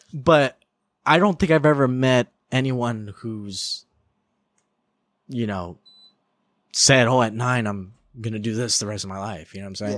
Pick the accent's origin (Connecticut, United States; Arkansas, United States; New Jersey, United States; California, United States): California, United States; I'm from California